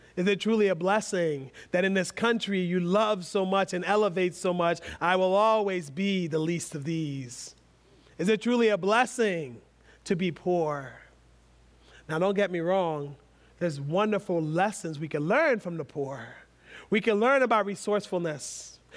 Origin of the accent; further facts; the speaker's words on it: United States; being American